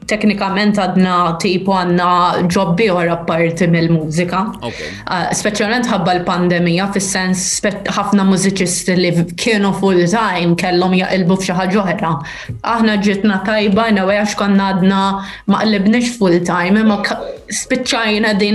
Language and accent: Maltese; Santa Lucija, Malta; Jena minn Santa Lucia, imma ommi ommi minn Għawdex.